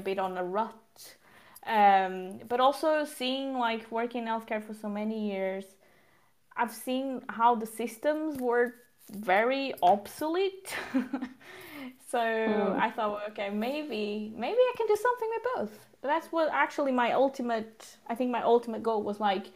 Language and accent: English; Portugal; moved away as an adult; also born or lived in London, United Kingdom; now in Sweden; I'm originally from Portugal. So south of Europe, and I've grown up there.